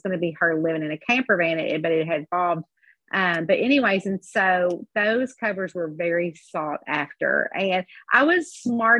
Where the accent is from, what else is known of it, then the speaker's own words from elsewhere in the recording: Kentucky, United States; I'm from Kentucky and we live and die by all our Southern sayings